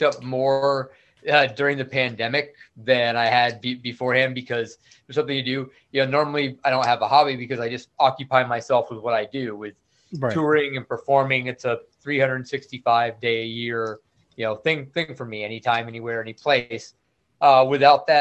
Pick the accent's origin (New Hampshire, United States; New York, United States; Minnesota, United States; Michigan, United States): New York, United States; Clinton County, upstate; moved away as an adult; also born or lived in Fort Campbell, Kentucky / Colorado / Albany, New York; now in Austin, United States; I grew up in upstate New York, basically Clinton County, right on the border of Quebec with Canada. I was there until I was about 18